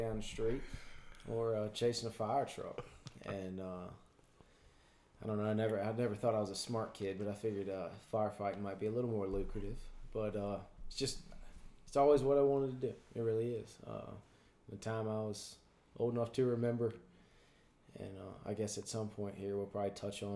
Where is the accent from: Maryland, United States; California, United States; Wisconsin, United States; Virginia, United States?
Virginia, United States; Meadowbrook, Chesterfield; I'm from Meadowbrook, so yeah. I'm from just over the river in the south side